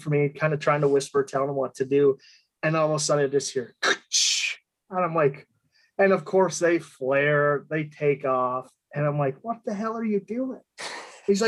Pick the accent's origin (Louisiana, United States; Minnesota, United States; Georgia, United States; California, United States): Minnesota, United States; now in Denver, United States; Currently out of Denver, and I grew up in Minnesota